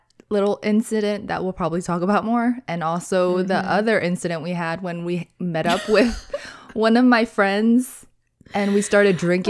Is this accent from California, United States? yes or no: yes; California, United States; after Vegas, we did go back to California, my home state.